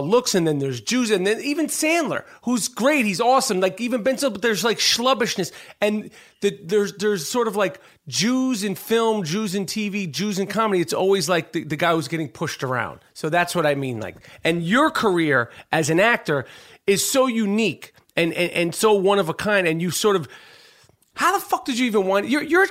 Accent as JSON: {"language": "English", "region": "New York", "country": "United States", "tie": "born or raised there", "moved": "yes", "lives_now": "Los Angeles, United States", "said": "growing up in New York"}